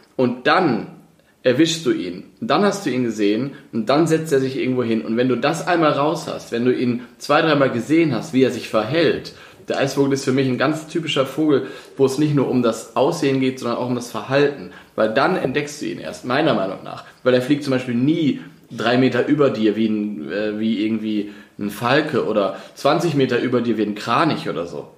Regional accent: school in Osnabrück, a village in Lower Saxony, Germany; moved away; komme ich ja aus, äh, aus dem Dorf in Niedersachsen, bin aber in ähm, Osnabrück zur Schule gegangen

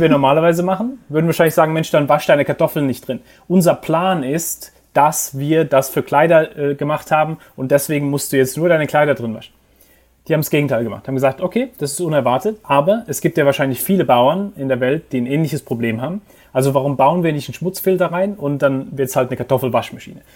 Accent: Heidelberg, Baden-Württemberg, Germany; moved away as an adult; also born or lived in England; now in New York, United States; ich bin in Heidelberg aufgewachsen

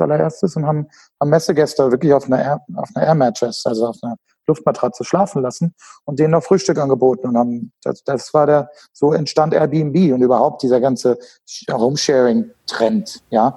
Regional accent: Frankfurt Rhine-Main area, Hesse, Germany; moved away as an adult; geboren und aufgewachsen in Deutschland, ähm, im Frankfurter rhein gebiet

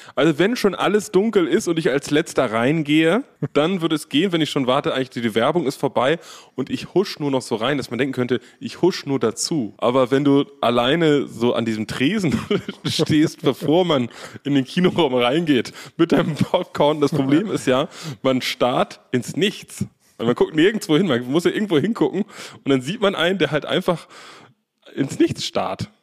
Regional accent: Berlin, Germany; Wir sind ja aus Berlin

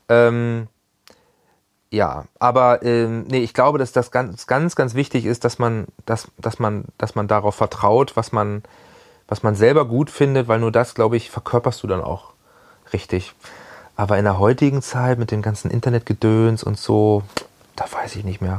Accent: Hanover, Lower Saxony, Germany; Also ich war immer sehr bodenständig, bin ja auch aus Hannover nie wirklich weggekommen ähm, hatte hier immer eine Base

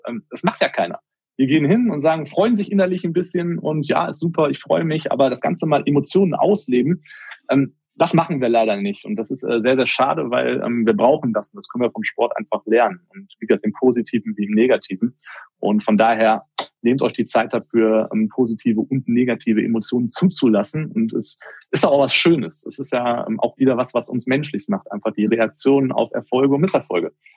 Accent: Germany; bei uns in Deutschland

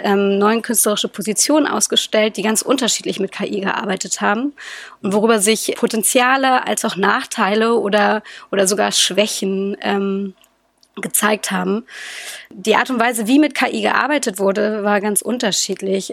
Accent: Berlin, Germany; ich bin Berliner Kind

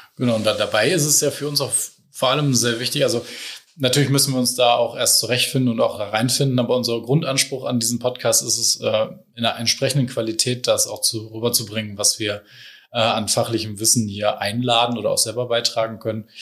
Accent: Ratingen, North Rhine-Westphalia, Germany; moved away as an adult; now in Hamburg, Germany; Ich bin ähm, ursprünglich aus NRW, aus Rating und ähm, bin im März mit meiner Frau meiner Tochter nach Hamburg gezogen

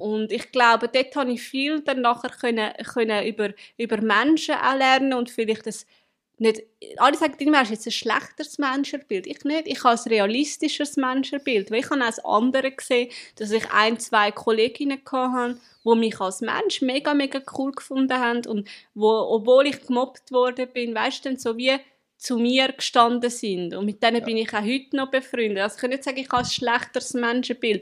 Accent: Zurich, Switzerland; ich komme aus Zürich.

